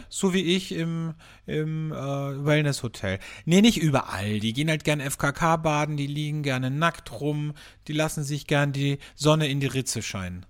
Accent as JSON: {"language": "German", "region": "Vienna", "country": "Austria", "said": "bei uns in Wien"}